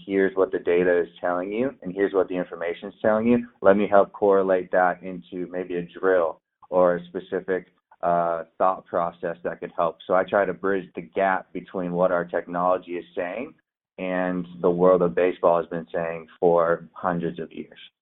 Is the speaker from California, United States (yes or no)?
yes; San Diego, California, United States; moved away; also born or lived in Oregon; I grew up in San Diego